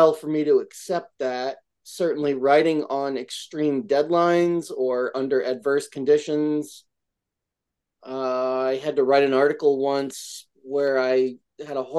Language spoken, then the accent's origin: English; Albany, New York, United States; moved away; my hometown, Albany, New York, upstate